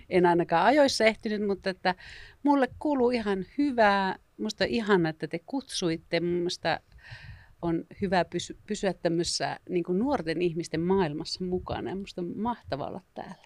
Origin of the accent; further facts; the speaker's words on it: northern Finland, Finland; jossa mä oon pohjoista kotoisin